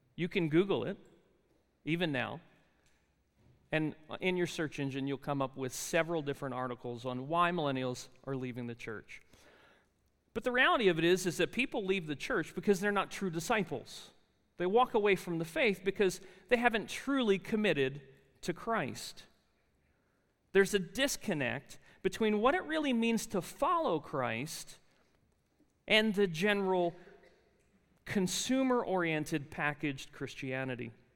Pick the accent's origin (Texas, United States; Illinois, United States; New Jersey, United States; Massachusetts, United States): New Jersey, United States; accent: really thick accent; moved away as an adult; And I said, "New Jersey."